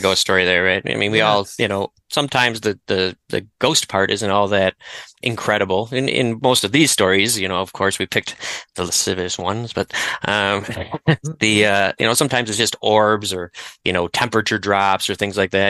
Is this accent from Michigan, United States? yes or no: yes; Detroit, Michigan, United States; as a native Detroiter